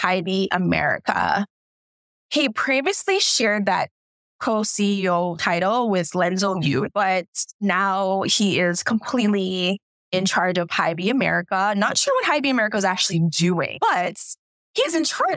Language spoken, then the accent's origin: English; Toronto, Ontario, Canada; in Toronto where you, like, growing up, I was surrounded by Jamaicans